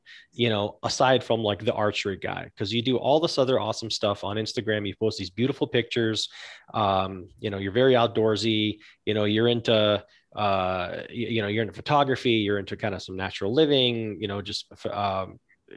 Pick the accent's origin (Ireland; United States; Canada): Canada; just north of Toronto, Ontario; moved away; also born or lived in Newmarket, Ontario / Holland Landing, Ontario; I grew up in Canada. I grew up just north of Toronto